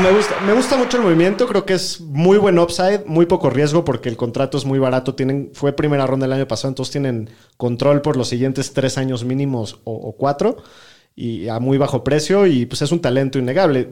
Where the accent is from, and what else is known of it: Mexico